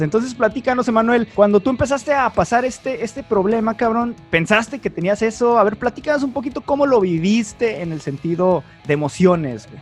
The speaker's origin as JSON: {"language": "Spanish", "town": "Tijuana", "region": "Baja California", "country": "Mexico", "said": "ambos somos de Tijuana"}